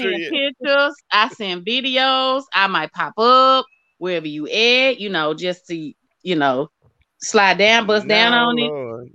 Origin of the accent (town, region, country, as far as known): Arkansas, United States